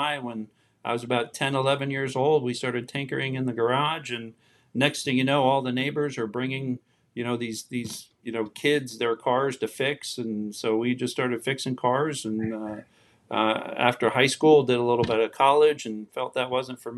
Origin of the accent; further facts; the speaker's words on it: New Jersey, United States; moved away as an adult; I was born and raised in New Jersey.